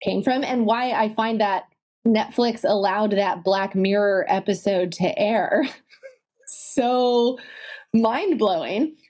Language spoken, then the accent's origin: English; Italy; now in United States; I grew up in Italy, half here and half in the States.